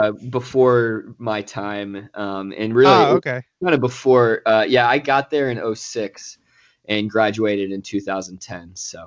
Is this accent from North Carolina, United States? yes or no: yes; Durham, North Carolina, United States; moved away as an adult; also born or lived in Chapel Hill, North Carolina / Nashville, Tennessee; now in Oklahoma City, United States; growing up in Durham, I actually lived in Chapel Hill for some time as well as a kid.